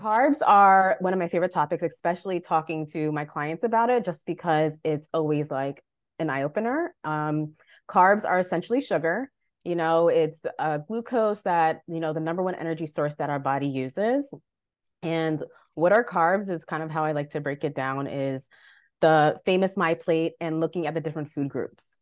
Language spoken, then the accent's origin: English; Long Island, New York, United States; moved away as an adult; also born or lived in Delaware; now in Baltimore, United States; I'm originally from New York, Long Island, born and raised